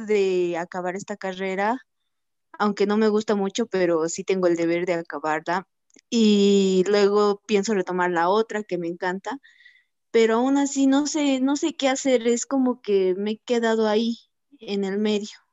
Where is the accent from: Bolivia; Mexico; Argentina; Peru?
Bolivia; Soy de Bolivia